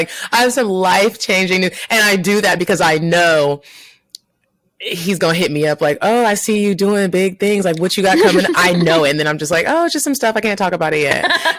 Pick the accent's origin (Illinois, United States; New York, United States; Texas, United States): Texas, United States; he lived in Texas in my hometown